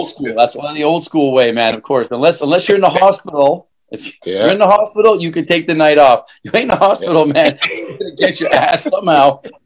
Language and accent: English; Canada; moved away as an adult; also born or lived in Hong Kong; I grew up in Canada. I never worked outside of Canada. And then, moved to Hong Kong, my first trip in 98